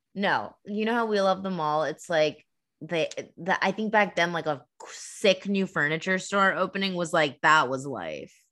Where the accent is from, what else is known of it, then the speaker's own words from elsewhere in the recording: Massachusetts, United States; moved away; We're sisters and we're originally from Massachusetts